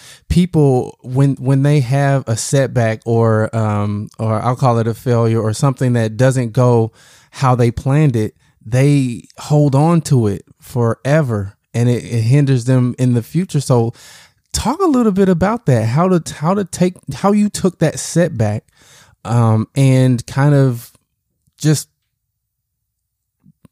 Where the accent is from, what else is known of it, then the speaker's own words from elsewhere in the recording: Southern Illinois, United States; I grew up in Southern Illinois